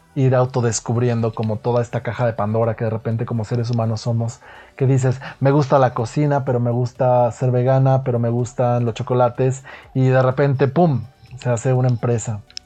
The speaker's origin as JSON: {"language": "Spanish", "town": "Guadalajara", "region": "Jalisco", "country": "Mexico", "also_born_or_lived": "United States / Italy / Mexico City", "said": "yo soy de Guadalajara, para empezar, por aquello del acento, soy de Guadalajara, México. Aquí he vivido gran parte de mi vida"}